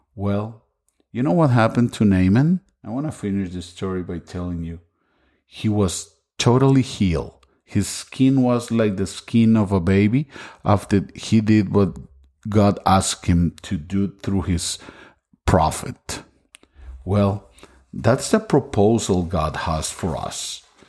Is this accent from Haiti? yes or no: no; Costa Rica; English is a second language; now in Las Vegas, United States; I'm originally from Costa Rica. That's why my English sometimes is not perfect